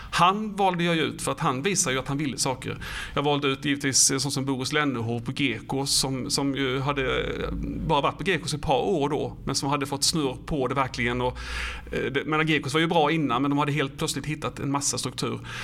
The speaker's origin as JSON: {"language": "Swedish", "town": "Falkenberg", "region": "Halland County", "country": "Sweden", "said": "jag är ju från Falkenberg"}